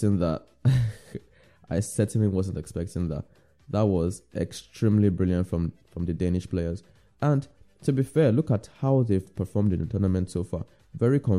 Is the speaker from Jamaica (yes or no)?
no; Nigeria; I'm Nigerian